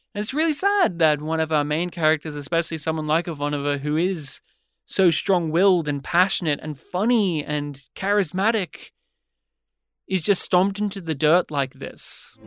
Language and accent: English; Australia; we're Australian